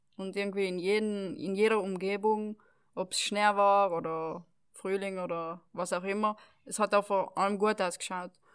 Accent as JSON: {"language": "German", "area": "Val Gardena, South Tyrol", "region": "Trentino-Alto Adige", "country": "Italy", "tie": "born or raised there", "said": "das Dorf, wo ich aufgewachsen bin, sind wohnen 3.000, 4.000, na weniger, 2.000, 3.000 Leute. Ähm, jetzt in ganz Gräden wohnen 10.000 Leute"}